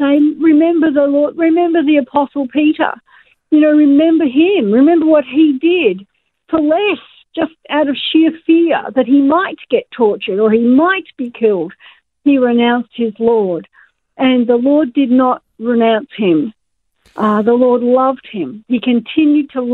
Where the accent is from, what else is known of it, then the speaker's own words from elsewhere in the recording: Australia; us as Australian Christians